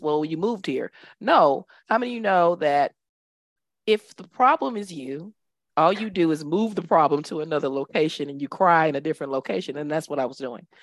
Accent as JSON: {"language": "English", "town": "Dallas", "region": "Texas", "country": "United States", "tie": "born or raised there", "moved": "as an adult", "lives_now": "United Arab Emirates", "said": "I am originally from Dallas, Texas, born and raised"}